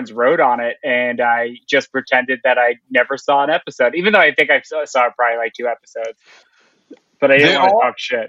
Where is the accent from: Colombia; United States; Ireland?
United States; Middletown, New Jersey; I was raised in Monmouth County, Middletown, New Jersey, directly next to Leonardo.